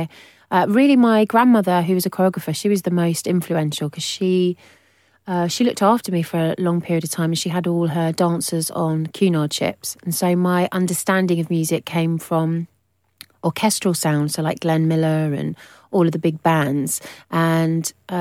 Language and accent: English; Hove, South East England, United Kingdom; I came from Brighton in a really modest little semi-detached house in Hove.